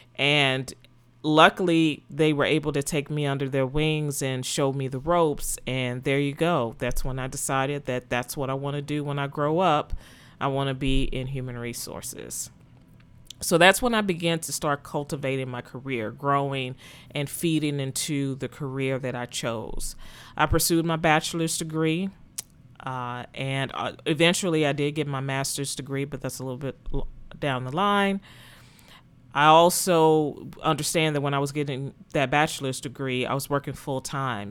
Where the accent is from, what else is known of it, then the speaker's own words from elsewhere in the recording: Texas, United States; moved away as an adult; also born or lived in Philadelphia, Pennsylvania; to move from Texas, my home state, to Pennsylvania